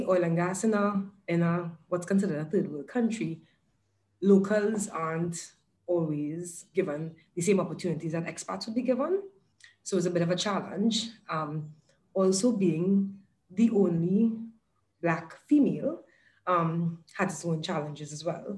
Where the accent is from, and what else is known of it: Trinidad & Tobago; born or raised there; moved away as an adult; now in Dubai, United Arab Emirates